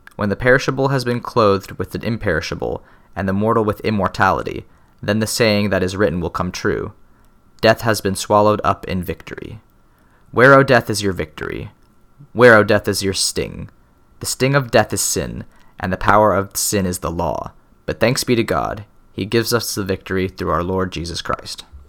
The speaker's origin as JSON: {"language": "English", "region": "Midwest", "country": "United States", "said": "As a Midwesterner"}